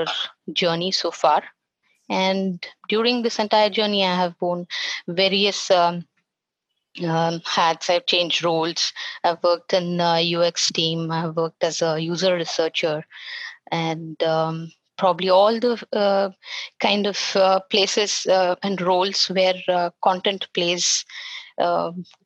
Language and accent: English; Bangalore, Karnataka, India; I'm from Bangalore, and I pretty much spent most of my years learning and education and everything in Bangalore